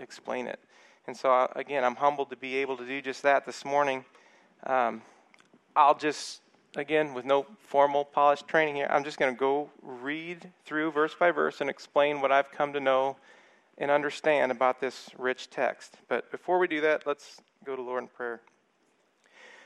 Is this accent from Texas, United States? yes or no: yes; El Paso, Texas, United States; moved away; We're from El Paso